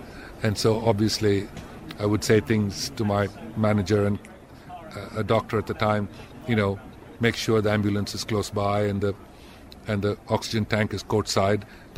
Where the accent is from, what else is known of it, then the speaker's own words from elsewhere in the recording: India; I would always be Indian. I still carry an Indian passport. I travel around the world only as an Indian. And I think one look at me and you'll always think of India.